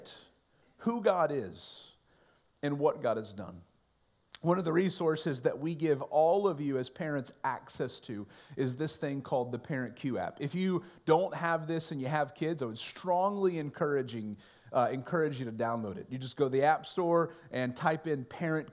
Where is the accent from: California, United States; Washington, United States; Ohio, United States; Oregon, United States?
Ohio, United States; when I was growing up in Ohio